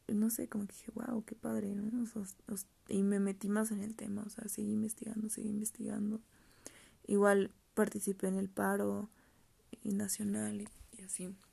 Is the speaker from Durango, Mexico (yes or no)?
no; Querétaro, Mexico; yo soy de aquí de Querétaro